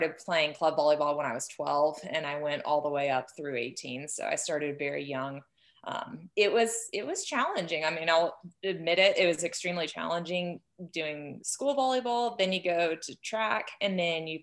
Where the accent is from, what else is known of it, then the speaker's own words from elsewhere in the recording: Houston, Texas, United States; moved away as an adult; also born or lived in Gunnison, Colorado; now in Tucson, United States; I was born and raised in Houston.